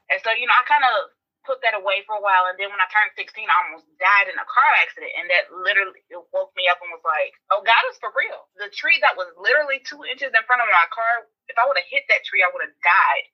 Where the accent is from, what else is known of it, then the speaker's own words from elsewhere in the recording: Augusta, Georgia, United States; now in Tallahassee, United States; I'm from originally from Augusta, Georgia, but I am living in Tallahassee, Florida currently.